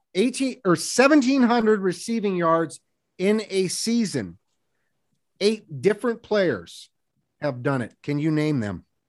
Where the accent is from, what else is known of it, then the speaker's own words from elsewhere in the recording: Seattle, Washington, United States; growing up in Seattle